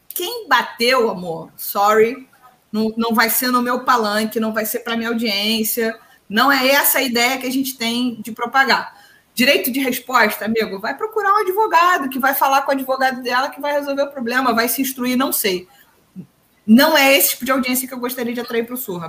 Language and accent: Portuguese; Duque de Caxias, Rio de Janeiro, Brazil; eu sou de Caxias